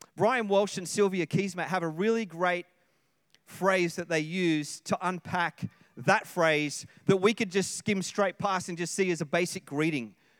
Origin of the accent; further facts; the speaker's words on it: Sydney, New South Wales, Australia; moved away; I come from Sydney